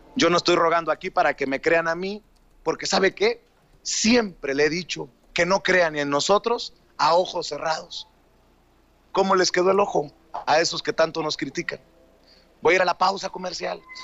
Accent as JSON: {"language": "Spanish", "country": "Mexico", "tie": "born or raised there", "also_born_or_lived": "United States", "moved": "yes", "said": "soy ciudadano mexicano, de nacimiento mexicano, de naturalización estadounidense"}